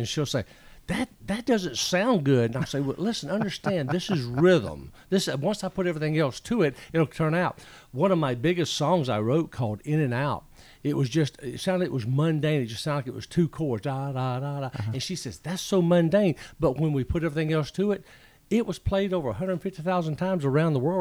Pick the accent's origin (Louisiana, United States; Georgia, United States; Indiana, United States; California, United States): Georgia, United States; Macon; moved away as an adult; now in Cleveland, Tennessee, United States; I am originally from Macon, Georgia